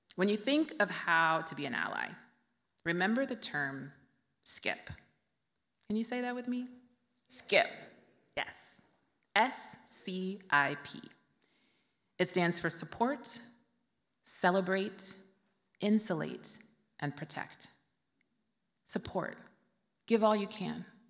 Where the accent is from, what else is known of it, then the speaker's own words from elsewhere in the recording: Vallejo, California, United States; my hometown of Vallejo, California